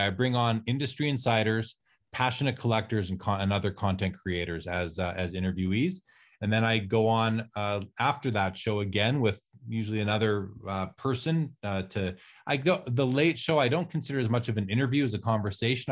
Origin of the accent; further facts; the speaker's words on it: Canada; I'm Canadian, I'm in Canada